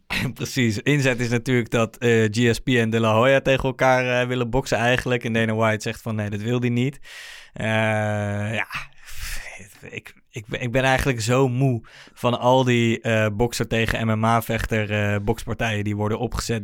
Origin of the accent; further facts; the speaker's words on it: The Hague, South Holland, Netherlands; Ik kom uit Den Haag